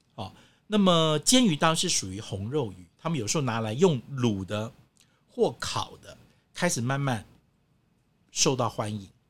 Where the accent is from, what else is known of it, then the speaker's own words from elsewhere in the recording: Taiwan; 像我们中国人，像台湾人